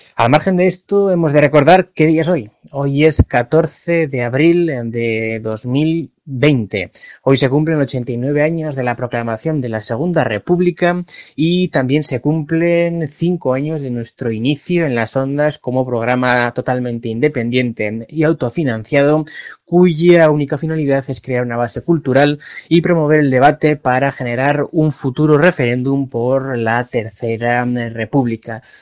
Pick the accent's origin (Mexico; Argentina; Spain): Spain